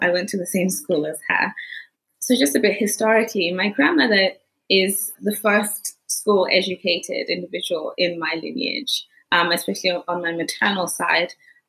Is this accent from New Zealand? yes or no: no; Johannesburg, Gauteng, South Africa; born there; also born or lived in Zimbabwe; So I was born in Johannesburg, and it was in the last, probably final 6 years of the apartheid, and I was taken to my grandmother's to stay in Zimbabwe.